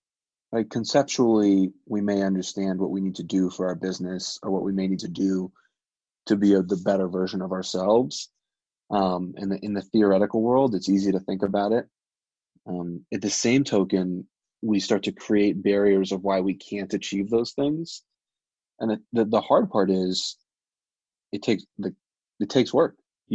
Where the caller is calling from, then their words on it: Albuquerque, New Mexico, United States; right now I'm calling in from Albuquerque. I'm in Albuquerque for the entire month, right?